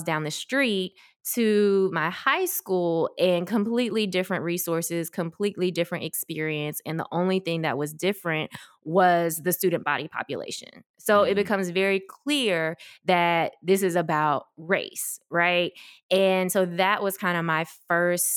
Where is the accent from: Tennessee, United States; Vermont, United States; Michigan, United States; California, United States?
Tennessee, United States; Memphis; also born or lived in South Korea / Washington, D.C. area; I grew up in Memphis, so we moved there when I was, or moved here, I don't know why I said there, moved here when I was about 4 years old, ready for school age